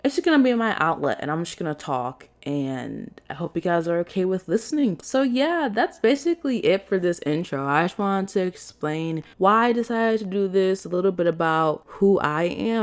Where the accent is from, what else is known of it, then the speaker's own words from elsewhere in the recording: Chicago, Illinois, United States; moved away as an adult; also born or lived in Arizona; I'm from from Chicago